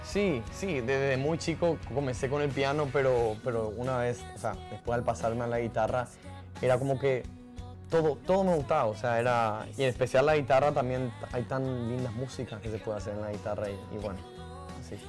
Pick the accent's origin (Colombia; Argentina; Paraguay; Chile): Paraguay; Paraguay, en mi país